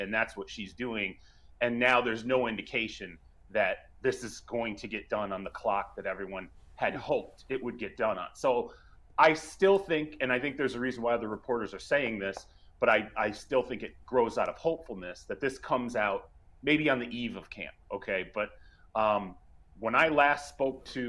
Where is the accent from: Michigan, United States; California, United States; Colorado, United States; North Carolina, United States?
Michigan, United States; also born or lived in Detroit; I grew up in Michigan, lived in Detroit